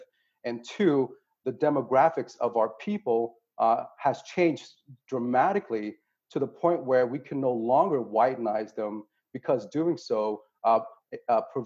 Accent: Texas, United States; They moved to the United States, and that's where I was born. And then I grew up in Texas

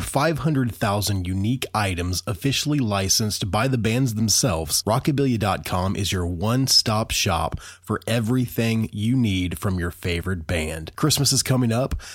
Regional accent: Indiana, United States; moved away as an adult; also born or lived in Gulf Shores, Alabama; growing up in Indiana, which is where I'm from.

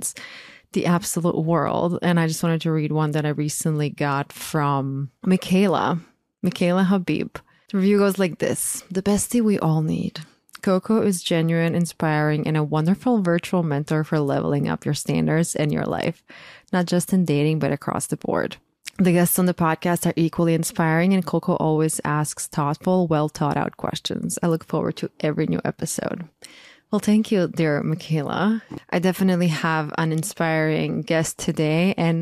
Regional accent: Croatia; moved away as an adult; now in United States; I'm born and raised in Croatia, I moved to the US when I was 22

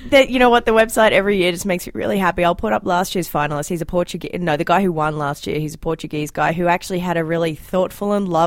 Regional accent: Australia; now in Canada; as an Australian

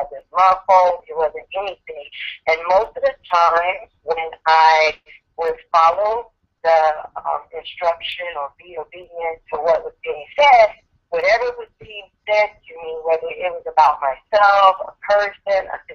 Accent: Chicago, Illinois, United States; moved away as an adult; now in Las Vegas, United States; I was born and raised in Chicago

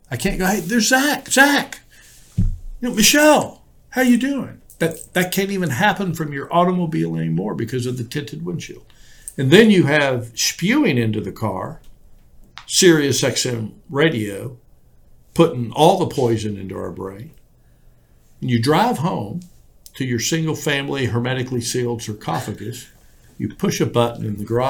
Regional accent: Houston, Texas, United States; And I grew up in Houston, Texas without air conditioning.

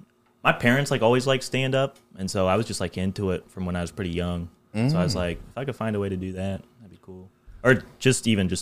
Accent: Rushville, Indiana, United States; born or raised there; also born or lived in Greenfield, Indiana

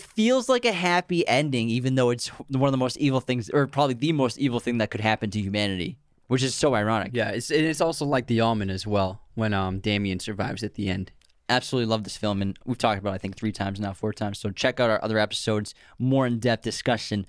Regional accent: Massachusetts, United States; we grew up in Massachusetts

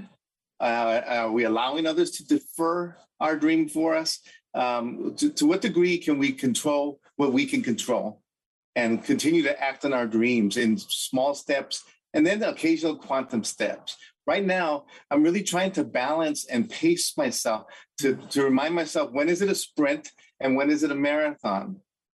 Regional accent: Los Angeles, California, United States; I was born and raised in East LA, the oldest of five children

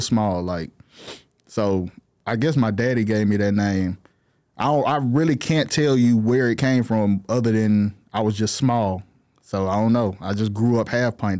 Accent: Fort Worth, Texas, United States; also born or lived in Dallas; I'm from Fort Worth

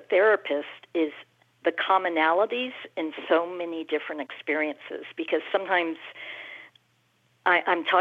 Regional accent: Houston, Texas, United States; I grew up in Houston, Texas

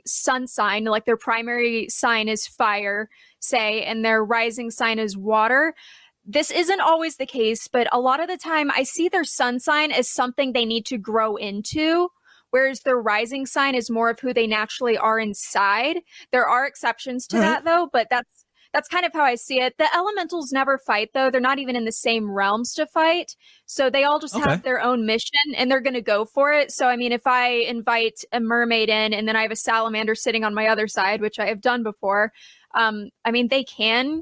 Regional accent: Virginia, United States; now in Sedona, United States; Originally, I'm from Virginia, but now I live in Sedona. So that's in Arizona

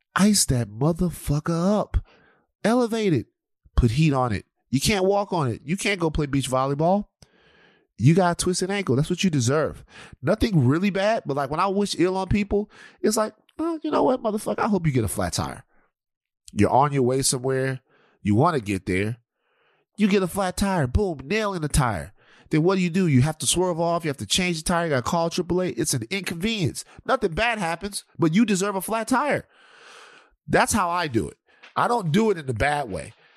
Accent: South Louisiana, United States; I'm from not Mississippi, but I'm from Louisiana.

